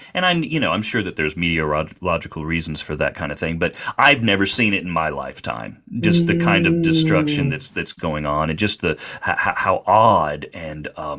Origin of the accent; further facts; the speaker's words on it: Little Rock area, Arkansas, United States; moved away; I grew up around here. I moved away for a long time, but I grew up here.